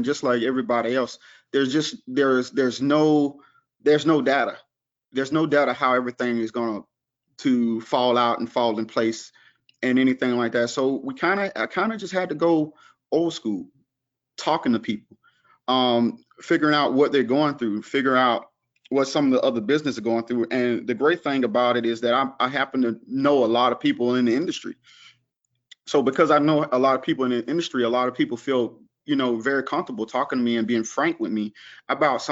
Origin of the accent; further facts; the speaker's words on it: the South, United States; I'm from the South, so we provide a Southern hospitality type atmosphere